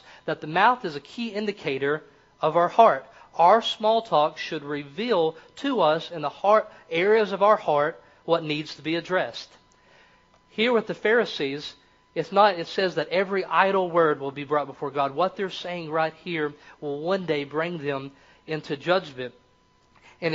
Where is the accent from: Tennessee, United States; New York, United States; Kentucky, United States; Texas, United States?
Kentucky, United States; accent: Kentucky; Or in my place, it discovers that I am from the country. I talk, I sound like I'm from Kentucky.